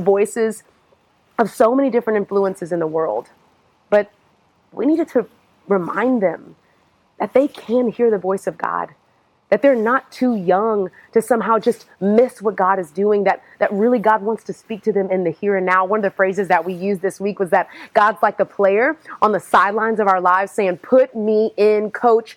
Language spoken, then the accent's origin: English; Houston, Texas, United States; now in Atlanta, United States; I am originally from Houston, Texas